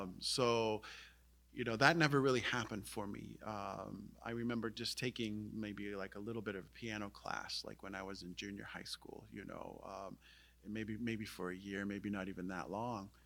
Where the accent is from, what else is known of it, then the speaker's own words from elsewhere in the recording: Indian Island, Maine, United States; I was fortunate to grow up on Indian Island, um, which is an island in the Penobscot River.